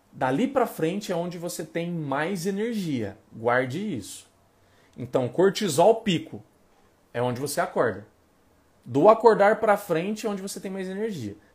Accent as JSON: {"language": "Portuguese", "town": "Salvador", "region": "Bahia", "country": "Brazil", "said": "Falei, eu sou de Salvador, funciona melhor à noite."}